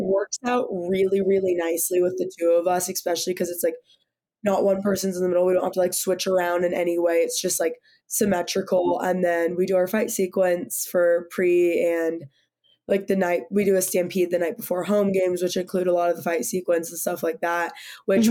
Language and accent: English; Sacramento, California, United States; moved away as an adult; now in Boulder, United States; I'm coming from Sacramento, California, which is like you know, 110 all summer